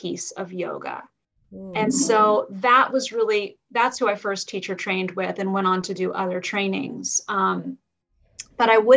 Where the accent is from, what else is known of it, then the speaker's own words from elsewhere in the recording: Marin, California, United States; also born or lived in Santa Barbara; Marin, which was where I had grown up. So I just landed back in my hometown